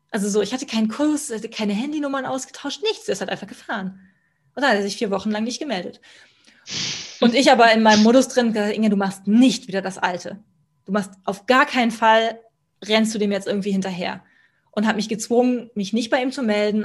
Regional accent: Kempten, Bavaria, Germany; ich bleibe in Kempten, in meiner, meiner Heimatstadt

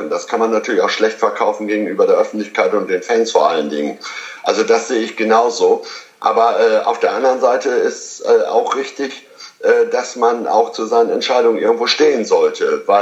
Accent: Lower Saxony, Germany; also ich als Ostfriese sage, abwarten und Tee trinken

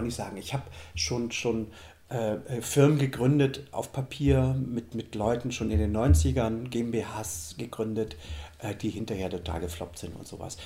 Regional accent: Germany; moved away as an adult; Ich bin ja in der DDR groß geworden

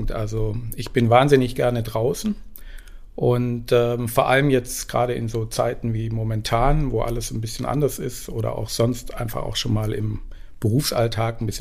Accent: Esslingen, Baden-Württemberg, Germany; also born or lived in Tübingen; Ich bin geboren in Tübingen und aufgewachsen in Esslingen, also eher im Schwaberländle.

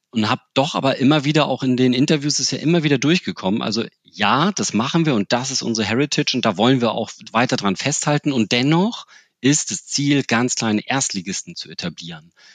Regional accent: Hamburg, Germany; als Hamburger

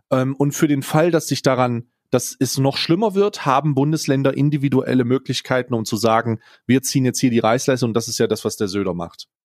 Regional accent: Hesse, Germany; So, ich, hab, ich bin in Nordhessen aufgewachsen, meine Eltern wohnen da immer noch.

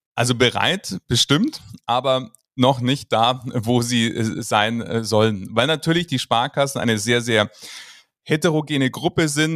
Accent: Munich, Bavaria, Germany; ich komme aus München

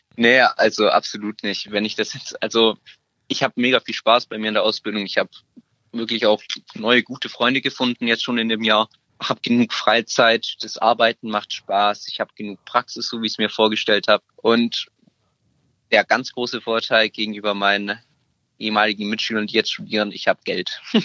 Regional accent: Stuttgart, Baden-Württemberg, Germany; ich komme aus Stuttgart.

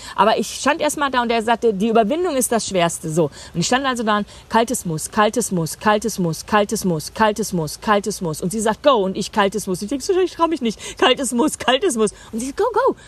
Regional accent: Germany; ich gehe als Deutsche

